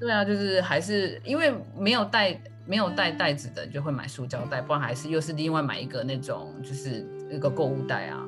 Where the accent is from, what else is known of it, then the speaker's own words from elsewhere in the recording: Taiwan; 我们台湾人